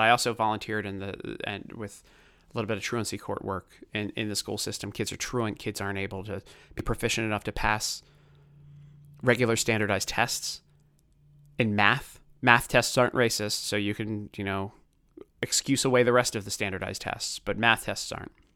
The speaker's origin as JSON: {"language": "English", "town": "Baltimore", "region": "Maryland", "country": "United States", "tie": "born or raised there", "accent": "Baltimore", "said": "I grew up in Baltimore"}